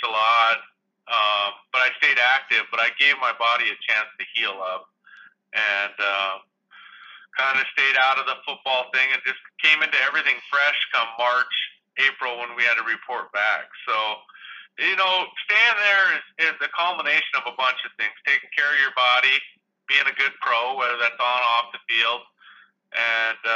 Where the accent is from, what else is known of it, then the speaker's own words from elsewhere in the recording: Chester, Montana, United States; moved away; I grew up in Liberty County, which is, hell, there's maybe 1,100 people there